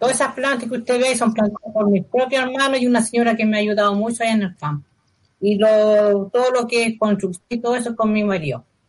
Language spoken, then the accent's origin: Spanish; Rancagua, O'Higgins, Chile; yo soy de Rancagua y acá no tenemos patio